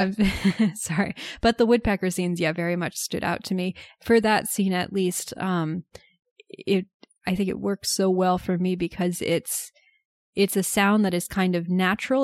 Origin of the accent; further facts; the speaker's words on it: United States; as an American